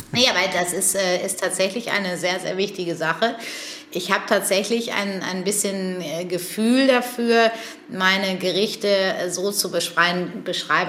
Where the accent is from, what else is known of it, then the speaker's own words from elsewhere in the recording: between Paderborn and Bielefeld, North Rhine-Westphalia, Germany; now in Hamburg, Germany; Ich bin ja groß geworden ähm, zwischen Paderborn und Bielefeld